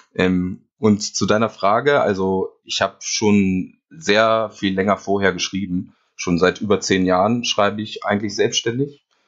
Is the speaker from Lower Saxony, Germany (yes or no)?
yes; near Hanover, Lower Saxony, Germany; Niedersachsen ist richtig. Also ich komme aus der Nähe von Hannover